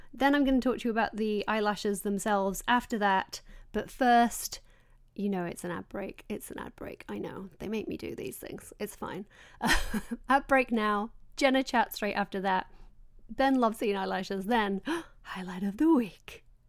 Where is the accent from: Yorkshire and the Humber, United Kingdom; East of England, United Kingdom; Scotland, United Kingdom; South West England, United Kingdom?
Yorkshire and the Humber, United Kingdom; I'm from Yorkshire